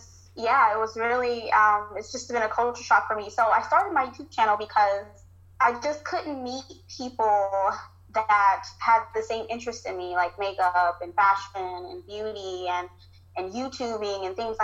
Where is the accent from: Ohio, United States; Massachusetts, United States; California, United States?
California, United States; moved away as an adult; now in Virginia, United States; I'm from California, born and raised, never moved until now.